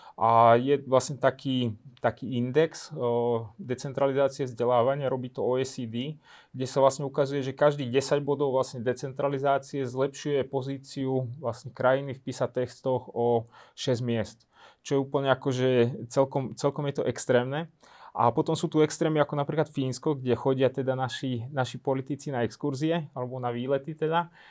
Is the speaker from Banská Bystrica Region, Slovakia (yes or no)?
yes; Lučenec, Banská Bystrica Region, Slovakia; Ja som, ja som z Lučenca, ja som z Novohradu